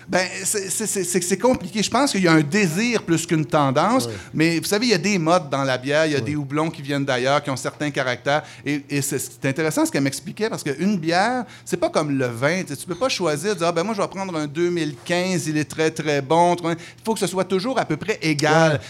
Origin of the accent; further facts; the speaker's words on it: Montreal, Quebec, Canada; je suis un Montréalais, j'assume que je suis un Montréalais, j'aime être un Montréalais